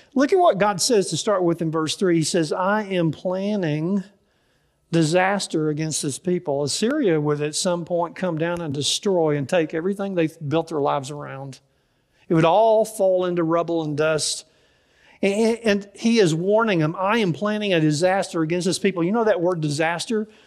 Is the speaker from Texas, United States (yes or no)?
yes; Dallas, Texas, United States; I grew up in Dallas, and so I don't know much about farming